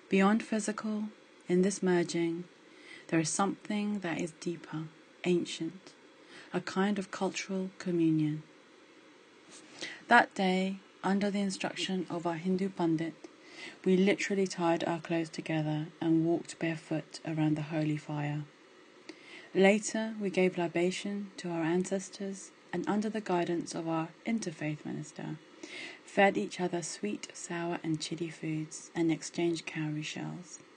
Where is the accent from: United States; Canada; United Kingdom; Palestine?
United Kingdom; Despite this, I've always been very comfortable being Indian. Maybe less comfortable being a diasporic Indian, but that's another story. Growing up in the UK, there's always been an inherent fear about losing my culture.